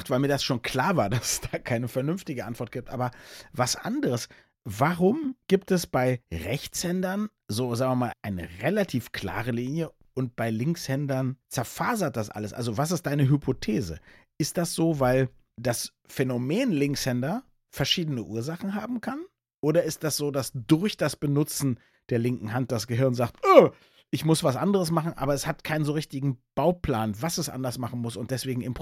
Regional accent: Berlin, Germany

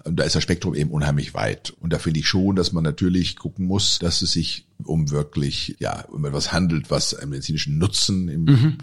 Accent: Germany; bei uns in Deutschland

